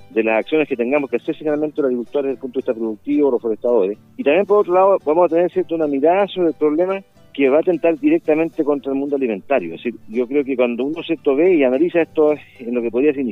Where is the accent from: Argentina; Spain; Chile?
Chile; Nosotros somos un país unitario y somos una sola nacionalidad como todos chilenos...